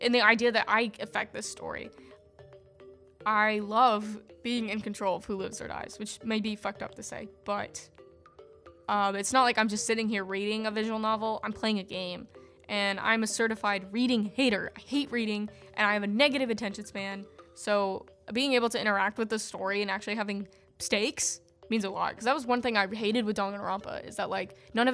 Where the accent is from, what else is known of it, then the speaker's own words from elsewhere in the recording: United States; I'm an American person